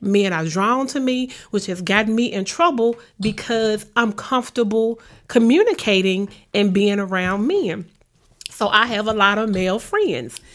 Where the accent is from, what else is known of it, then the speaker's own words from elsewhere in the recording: Memphis, Tennessee, United States; I grew up in Orange Mound